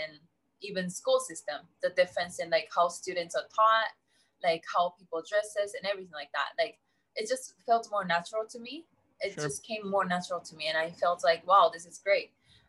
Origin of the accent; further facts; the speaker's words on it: Japan; English is a second language; moved away as an adult; also born or lived in United States; growing up in Japan